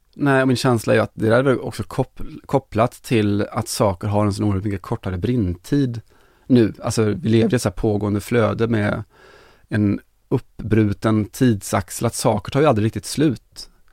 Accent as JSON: {"language": "Swedish", "town": "Kinna", "region": "Västra Götaland", "country": "Sweden", "said": "jag är från Kina"}